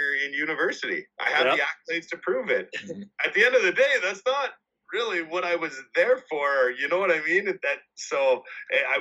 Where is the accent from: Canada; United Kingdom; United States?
Canada; Winnipeg, Manitoba; I got to stay in my hometown